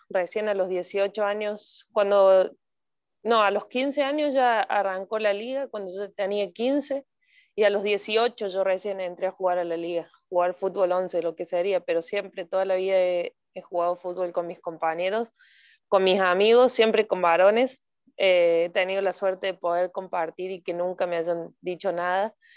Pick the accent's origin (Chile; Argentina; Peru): Argentina; Córdoba; moved away as an adult; now in Costa Rica; soy de Córdoba, Argentina